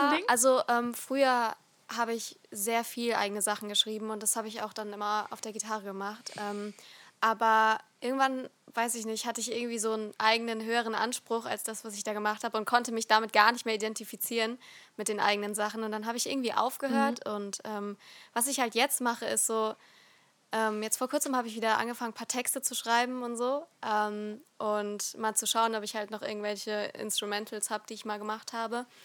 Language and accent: German; Rhineland-Palatinate, Germany; ich komme nicht aus Nordrhein-Westfalen. Ähm, sondern aus Rheinland-Pfalz